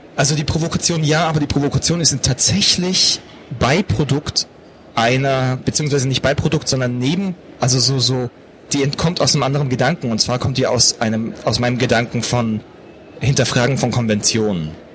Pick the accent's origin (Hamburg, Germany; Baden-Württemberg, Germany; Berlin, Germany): Baden-Württemberg, Germany; Pforzheim; Ich bin auch in Pforzheim groß geworden.